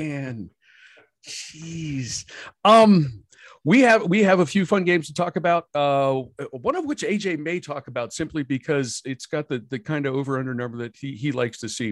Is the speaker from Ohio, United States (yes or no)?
yes; Columbus, Ohio, United States; I grew up in Columbus. I'm playing for Upper Arlington